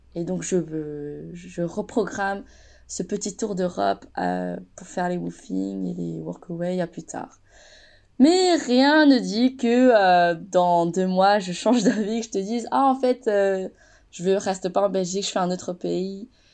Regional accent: France; j'ai grandi en France

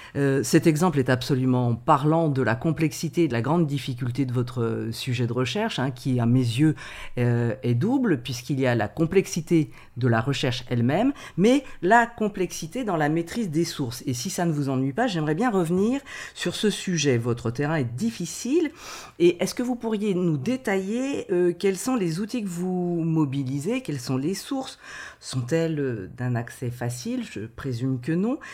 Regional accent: France; nous sommes français

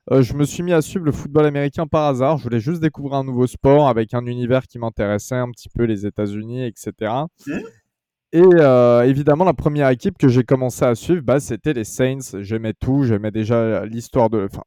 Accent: France; j'ai presque 28 ans. Euh, je suis, qu'est-ce que je fais bah, Je suis un simple, euh, je suis français

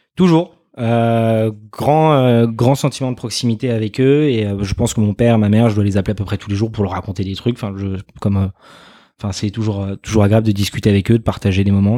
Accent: Arnouville-lès-Mantes, Île-de-France, France; also born or lived in Saint-Germain-en-Laye; j'ai grandi pendant 18 ans à Arnouville-les-Mantes euh, chez mes parents

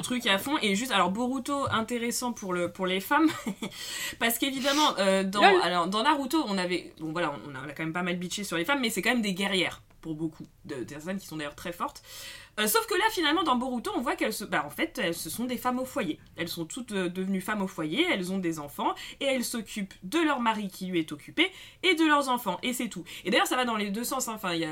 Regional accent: France; on est française

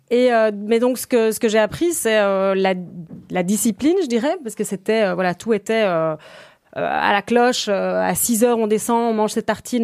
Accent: Brussels, Brussels-Capital Region, Belgium; also born or lived in Ghent; Je suis née le 19 juillet 1989. J'ai toujours vécu à Bruxelles

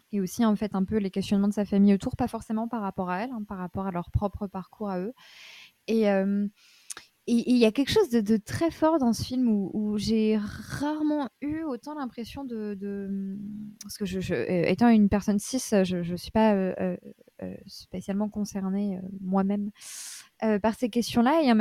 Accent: Paris, Île-de-France, France; Je suis parisienne

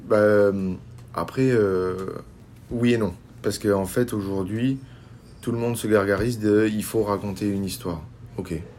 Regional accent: Béziers, Occitania, France; je viens d'une région du Languedoc-Roussillon, de l'Hérault exactement, de Béziers

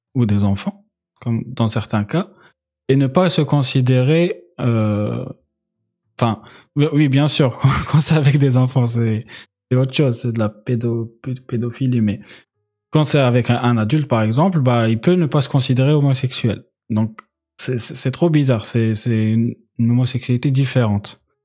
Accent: Algeria; moved away; quand j'ai grandi en Algérie

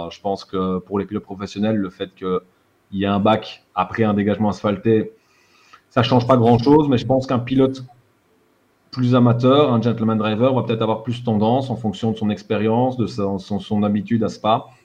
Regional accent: Borinage, Wallonia, Belgium; accent: Borinage

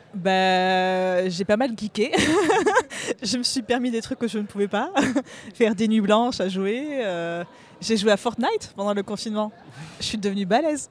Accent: Bayonne, Nouvelle-Aquitaine, France; now in Paris, France; je suis de Bayonne, et là, je vis à Paris, je travaille à Paris

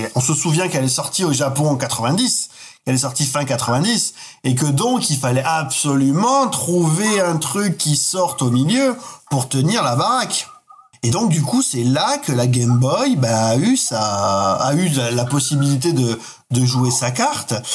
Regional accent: Bastia, Corsica, France; où je vivais quand, quand j'étais enfant, j'habitais en Corse

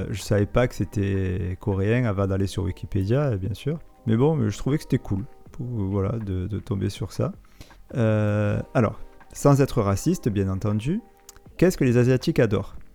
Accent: United States; first language English; French is a second language; Oui, non, moi, LV1, non, ma langue natale, c'est l'américain.

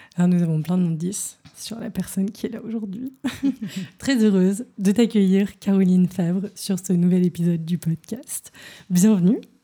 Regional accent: Paris, Île-de-France, France; now in Berlin, Germany; j'ai grandi à Paris

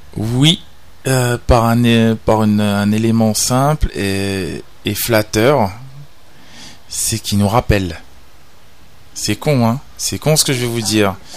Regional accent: Réunion; on est des Réunionnais, on est français, on est dans l'océan Indien

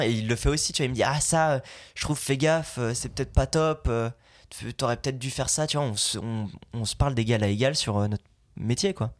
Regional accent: Belgium; moved away as an adult; now in France; Je viens de Belgique, j'ai fait 8 ans de doublage, maintenant j'habite ici.

